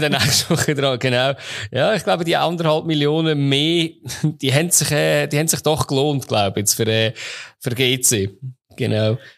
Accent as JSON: {"language": "German", "country": "Switzerland", "tie": "born or raised there", "said": "meine Jugend fast verzaubert in der Schweiz"}